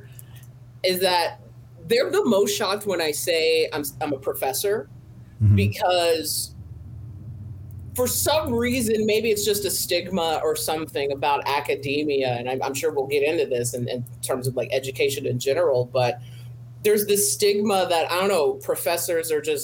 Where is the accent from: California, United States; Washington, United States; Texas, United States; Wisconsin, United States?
California, United States; Riverside; as a Black female growing up in Riverside, California